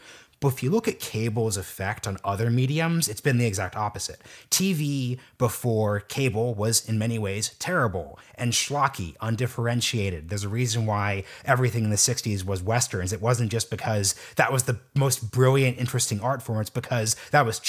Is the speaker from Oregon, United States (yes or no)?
yes; Portland, Oregon, United States; I'm from Portland, Oregon